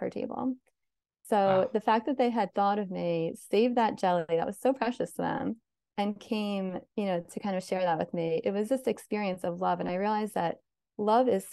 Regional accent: South Orange, New Jersey, United States; moved away as an adult; also born or lived in Philadelphia; I grew up in South Orange, and we were surrounded by lots of inner city areas

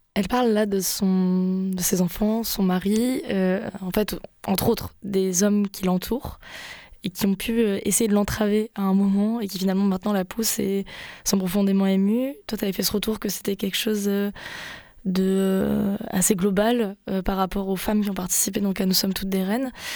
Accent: France; accent: French; je suis française, je me refais pas au niveau de l'accent

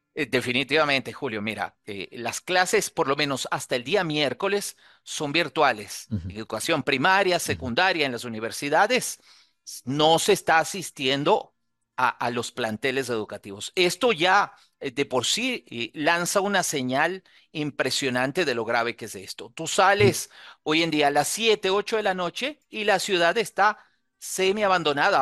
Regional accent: Ecuador; also born or lived in Quito; Por el norte somos vecinos de Colombia, por el sur de Perú

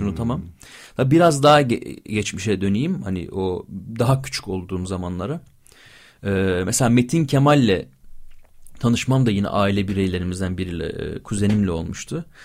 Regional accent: İzmir, Turkey; also born or lived in Bingöl (ancestry); Bir İzmir'de büyüyen Alevi çocuğuyum.

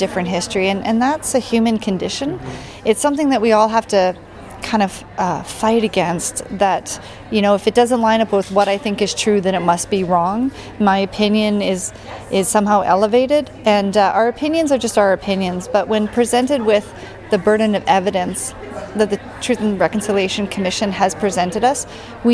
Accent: Canada; I'm a Métis Ukrainian. I grew up on Treaty 6 territory

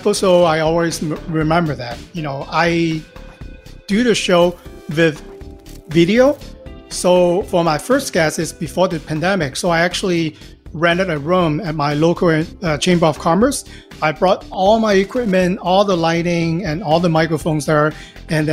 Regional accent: Hong Kong; now in Los Angeles, United States; I'm originally from Hong Kong. Live in Los Angeles for the past 20-some-odd years now

